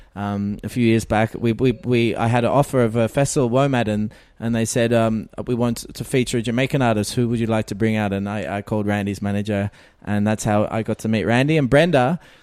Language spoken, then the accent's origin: English; Australia; I'm an Australian keyboard player and music producer